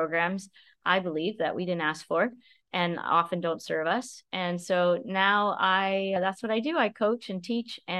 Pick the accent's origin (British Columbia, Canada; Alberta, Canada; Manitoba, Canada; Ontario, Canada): Ontario, Canada; I grew up in a small town in Ontario, Canada. So I'm a Canadian girl